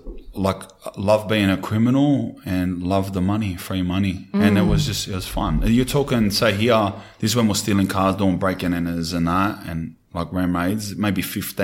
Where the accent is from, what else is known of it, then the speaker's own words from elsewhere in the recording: Sydney, New South Wales, Australia; I grew up in Redfern and Glebe. We grew up in the streets.